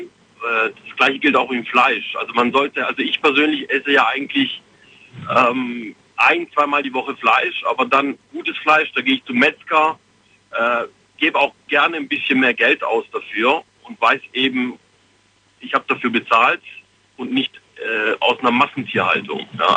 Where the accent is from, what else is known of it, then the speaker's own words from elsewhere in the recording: Fellbach, Baden-Württemberg, Germany; ich komme aus Fellbach.